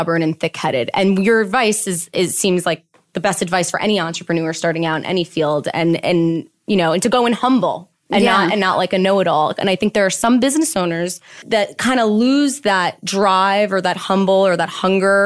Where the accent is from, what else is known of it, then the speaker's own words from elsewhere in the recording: New York City, New York, United States; also born or lived in Queens, New York; we moved to the Upper East Side and I grew up